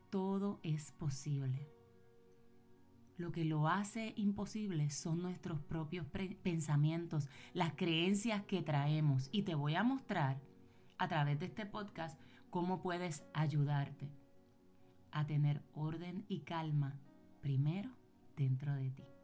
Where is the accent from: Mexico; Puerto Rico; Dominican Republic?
Puerto Rico; now in United States; yo vine con eso, yo me mudé de Puerto Rico para Estados Unidos y yo vine con esas libretas.